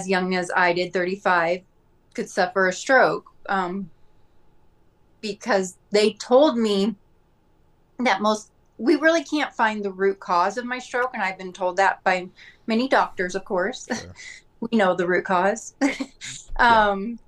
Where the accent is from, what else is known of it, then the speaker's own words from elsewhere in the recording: Scottsdale, Arizona, United States; where I live in Scottsdale, my hometown